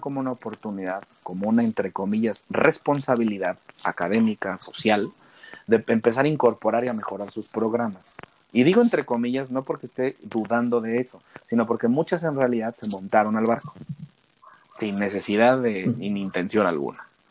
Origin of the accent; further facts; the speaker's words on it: Mexico; la calidad de trabajadores que somos los mexicanos